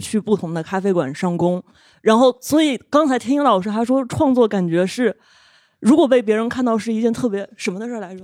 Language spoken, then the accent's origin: Chinese; Yunnan, China; 我的家乡云南